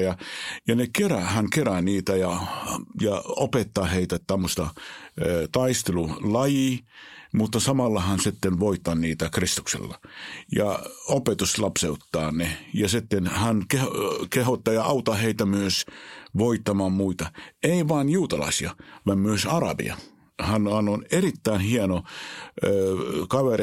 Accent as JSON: {"language": "Finnish", "country": "Israel", "tie": "born or raised there", "second_language": "Finnish", "moved": "as an adult", "lives_now": "Finland", "said": "mä olen syntynyt Israelissa, mä olen käynyt koulua ja elänyt 19 vuotta elämästäni Israelissa."}